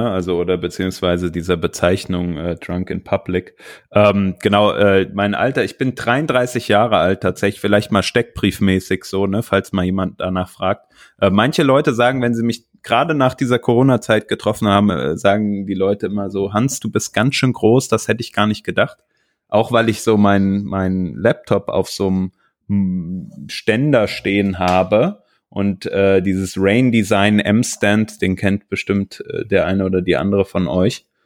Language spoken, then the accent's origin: German; Giessen, Hesse, Germany; moved away as an adult; now in Cologne, Germany; sondern ich komme ursprünglich aus der Nähe von Frankfurt. Gießen, ähm, das ist so 60 Kilometer weg von Frankfurt. Ähm, die Ecke komme ich ursprünglich